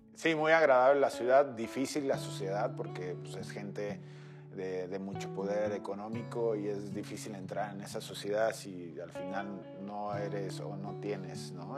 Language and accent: Spanish; Mexico; Como mexicano